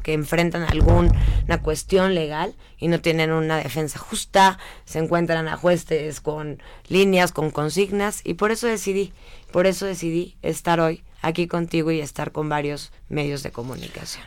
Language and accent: Spanish; Mexico; como ciudadana mexicana que soy